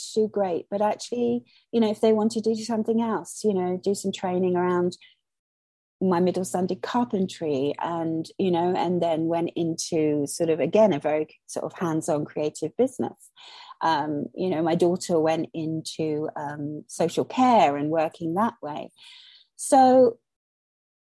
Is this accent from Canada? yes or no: no; Malaysia; now in United Kingdom; I was born and brought up in Malaysia.